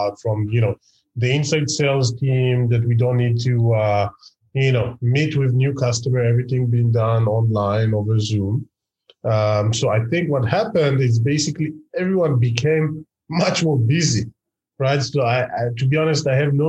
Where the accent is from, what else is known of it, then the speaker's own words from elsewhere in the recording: Israel; I'm from Israel